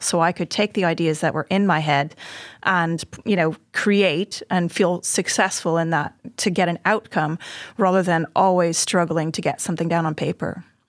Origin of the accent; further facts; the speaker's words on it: Montreal, Quebec, Canada; also born or lived in Hertfordshire; now in Oxford, United Kingdom; I grew up in Montreal in Canada